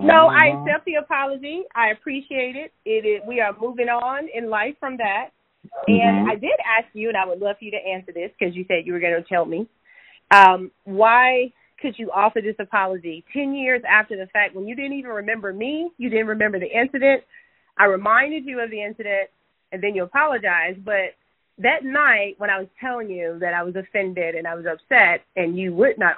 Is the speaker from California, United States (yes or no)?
no; Bessemer, Alabama, United States; So it was actually in Bessemer, Alabama, which is a, you know, suburb of Birmingham, but it's my actual hometown.